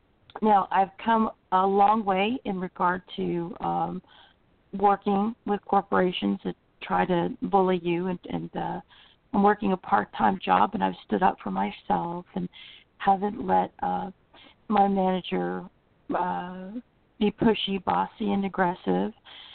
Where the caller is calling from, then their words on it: Florida, United States; Central Florida.